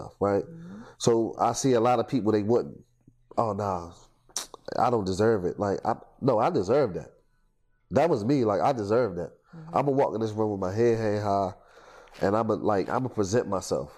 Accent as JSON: {"language": "English", "town": "Baltimore", "region": "Maryland", "country": "United States", "tie": "born or raised there", "also_born_or_lived": "Washington, District of Columbia, United States", "said": "growing up in Baltimore"}